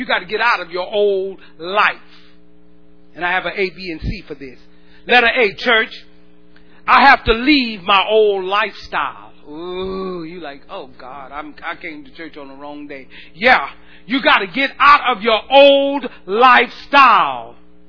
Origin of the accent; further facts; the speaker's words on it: the South, United States; We're from the South. In the South, we do it like we drink sweet tea. We do this because we're from the South.